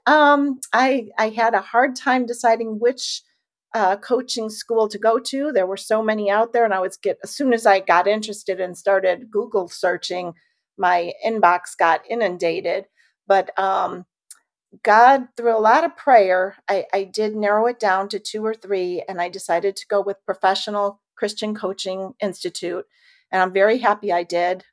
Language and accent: English; Illinois, United States; moved away as an adult; now in Cedar Lake, Indiana, United States; we were both born and raised in Illinois